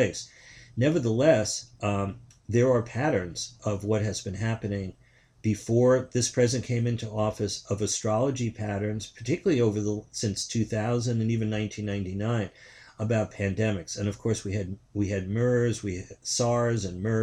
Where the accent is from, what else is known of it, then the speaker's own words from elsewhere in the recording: New York City, New York, United States; I'm born in Queens, New York. It's not far from where he was born. I'm born 4 years after he's born. I grew up in New York City